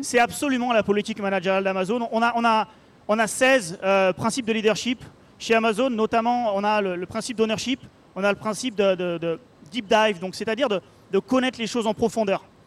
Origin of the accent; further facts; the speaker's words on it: Paris, Île-de-France, France; moved away as an adult; also born or lived in Orléans / Barcelona / Brétigny-sur-Orge; now in Seattle, United States; retourner à Paris, là, où là d'où je viens